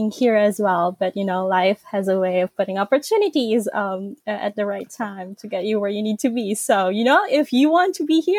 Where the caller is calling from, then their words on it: Central Luzon, Philippines; So I am joining um, from Nueva Ecija, Philippines. It's about four to six hours uh, north of Manila.